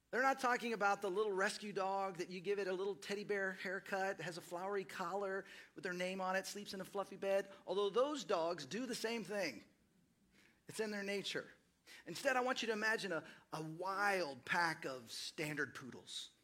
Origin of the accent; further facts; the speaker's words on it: Dallas, Texas, United States; moved away as an adult; also born or lived in Seattle / East Los Angeles; now in Austin, United States; I grew up in Dallas, Fort Worth